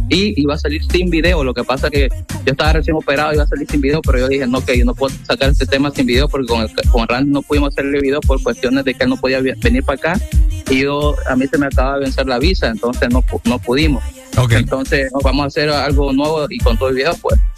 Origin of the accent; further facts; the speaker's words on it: Roatán, Bay Islands, Honduras; yo soy de Roatán